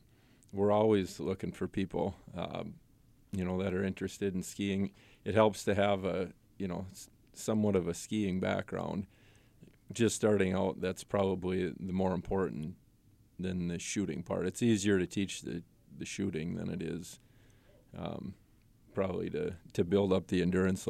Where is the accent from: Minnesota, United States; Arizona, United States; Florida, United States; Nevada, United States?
Minnesota, United States; Royalton; now in Randall, United States; Little Falls. Royalton, actually. I went to high school in Little Falls and live in Randall now.